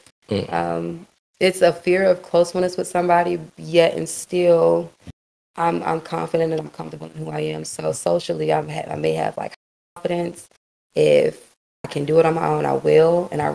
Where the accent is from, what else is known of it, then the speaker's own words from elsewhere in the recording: Virginia, United States; also born or lived in Houston, Texas; I'm originally from Houston, Texas, but I was raised in Virginia